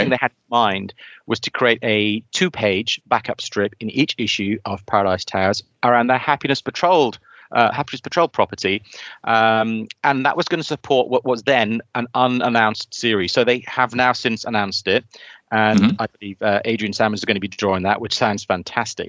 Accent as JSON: {"language": "English", "region": "South Wales", "country": "United Kingdom", "moved": "yes", "lives_now": "near London, United Kingdom", "said": "I hail from South Wales, by the way. So it was ironic that I'm living near London"}